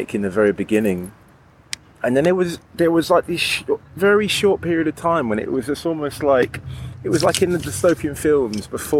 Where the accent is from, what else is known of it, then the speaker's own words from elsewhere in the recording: London, United Kingdom; moved away as an adult; also born or lived in Margate; now in Berlin, Germany; I was born in London, so very much used to it